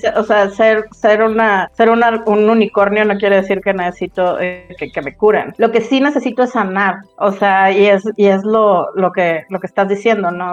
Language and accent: Spanish; Monterrey, Nuevo León, Mexico; also born or lived in Rio Grande, Texas, United States; soy de Monterrey, nacida en el Río Grande, Texas.